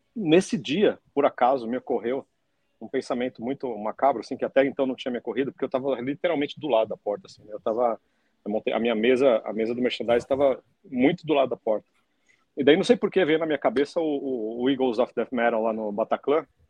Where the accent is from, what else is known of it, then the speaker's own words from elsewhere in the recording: Brazil; como brasileiro